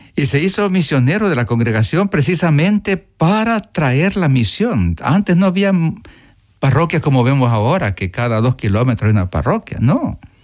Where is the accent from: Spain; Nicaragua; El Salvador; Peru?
El Salvador; Morazán; Yo soy de Morazán